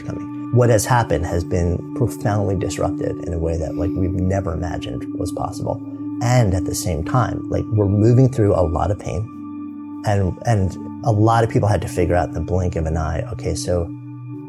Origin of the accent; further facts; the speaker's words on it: outside of New York, United States; moved away as an adult; now in Boulder, United States; growing up outside of New York, living in New York City for 30 years